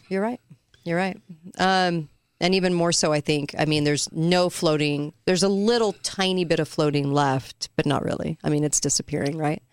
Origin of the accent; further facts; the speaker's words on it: California, United States; I grew up in California